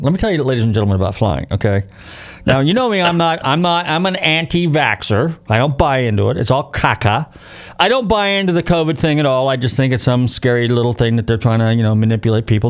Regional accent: San Jose or San Rafael, California, United States; moved away; my hometown, San Jose or San Rafael

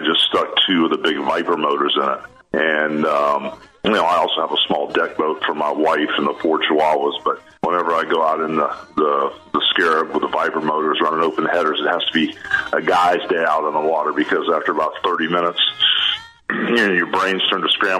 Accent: Tampa, Florida, United States; also born or lived in Augusta, Georgia / Atlanta / New York / Connecticut; now in Clearwater, United States; I grew up in South Tampa over where McDillon-Gandy intersect

